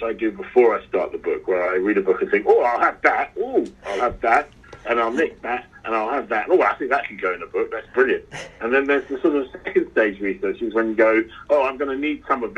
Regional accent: London, United Kingdom; I'm a Londoner

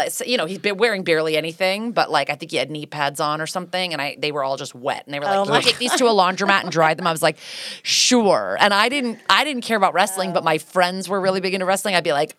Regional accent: New Canaan, Connecticut, United States; born or raised there; also born or lived in Stamford, Connecticut

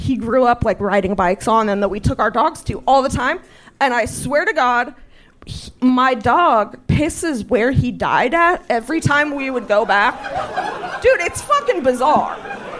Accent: Spokane, Washington, United States; we're from Spokane and Rachel Dolezal's neighborhood for real.

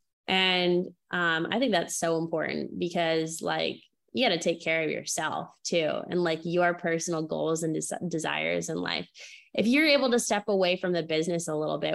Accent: New England, United States; I grew up in small town New England

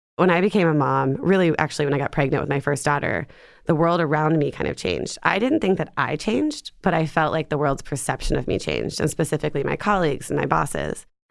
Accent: Ohio, United States; moved away as an adult; also born or lived in Atlanta / New York; now in Seattle, United States; I grew up in Ohio.

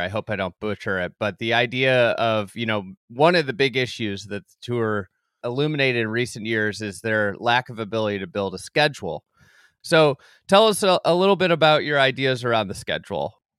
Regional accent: Midwest, United States; as a Midwesterner

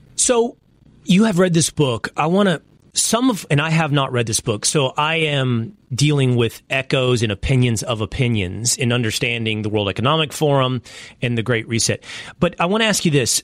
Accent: Dallas, Texas, United States; Dallas, Texas, my hometown

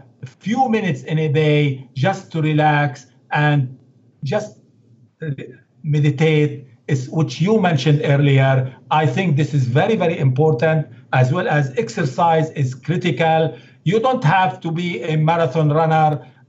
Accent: Beirut, Beirut Governorate, Lebanon; English is a second language; You know, I come from Lebanon, Beirut, and now, believe it or not, I go and do yoga.

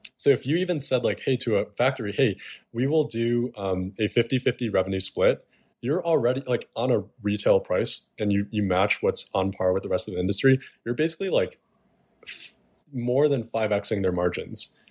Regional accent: Chicago, Illinois, United States; born or raised there

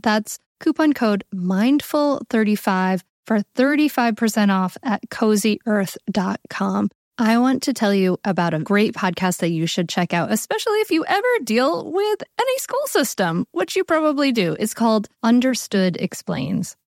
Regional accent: Bristol, Rhode Island, United States; I grew up in a little town called Bristol, Rhode Island

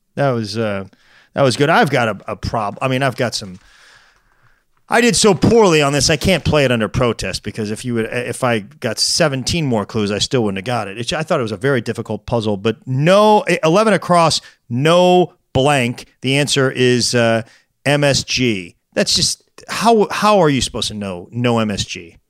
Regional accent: St. Louis, Missouri, United States; he's got some Saint Louis ties, actually, in my hometown

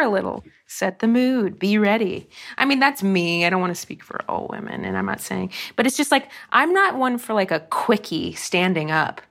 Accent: Dayton, Ohio, United States; the Y W C A of Dayton in my hometown

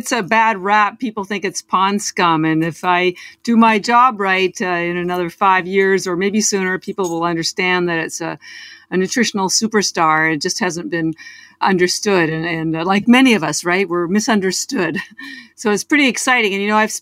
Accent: Canada; moved away as an adult; now in Boston, United States; I'm actually Canadian, although I've lived in Boston for almost 30 years

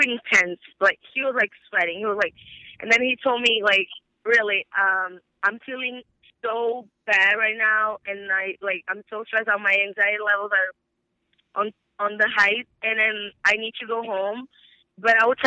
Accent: Brazil; moved away; because I'm from Brazil

